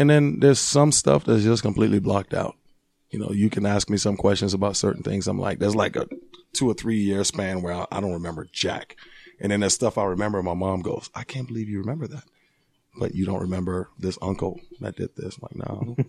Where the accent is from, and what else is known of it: Arlington, Virginia, United States; born or raised there; moved away as an adult; also born or lived in Liberia; now in Utah, United States